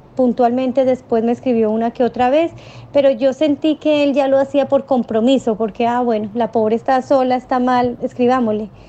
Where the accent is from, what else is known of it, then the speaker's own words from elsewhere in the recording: Colombia; now in Santiago, Chile; yo soy colombiana